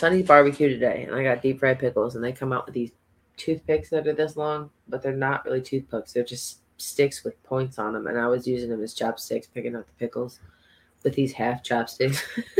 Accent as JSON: {"language": "English", "region": "New York", "country": "United States", "said": "we're from New York"}